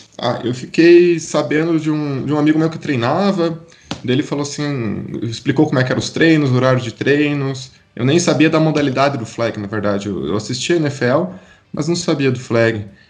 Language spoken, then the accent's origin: Portuguese; Curitiba, Paraná, Brazil; moved away as an adult; now in Campinas, Brazil; eu sou de Curitiba, vim para Campinas em 2015 fazer faculdade aqui na Unicamp